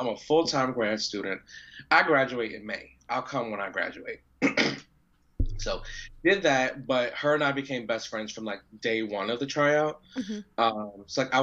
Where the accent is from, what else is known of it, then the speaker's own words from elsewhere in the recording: New York City, New York, United States; accent: New York; I'm from Queens. I got a little hood in me.